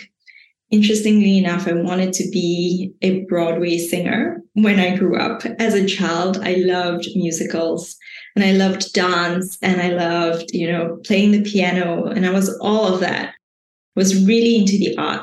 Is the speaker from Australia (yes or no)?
no; Shah Alam, Selangor, Malaysia; also born or lived in Kuala Lumpur, Malaysia; I grew up in Malaysia, so I was born in Kuala Lumpur, but I spent most of my life in a little city